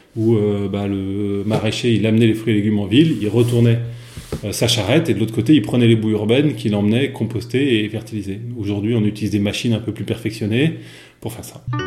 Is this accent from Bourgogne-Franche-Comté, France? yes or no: no; Versailles, Île-de-France, France; j'ai grandi à Versailles